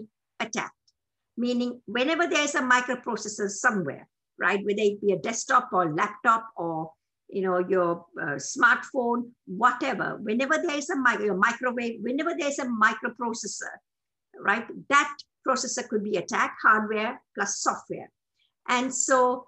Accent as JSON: {"language": "English", "country": "Sri Lanka", "also_born_or_lived": "Bristol, United Kingdom / New Mexico, United States", "moved": "as an adult", "lives_now": "United States", "said": "I'm a Tamil from Sri Lanka."}